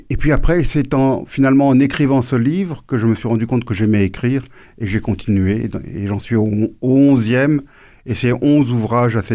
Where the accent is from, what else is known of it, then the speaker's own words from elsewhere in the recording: Normandy, France; born there; Je suis né en Normandie. Vous êtes normand Non, pas du tout. Pas mes, parents rentraient de Tunisie, mon père avait trouvé un boulot en Normandie, et c'est comme ça que je suis né en Normandie.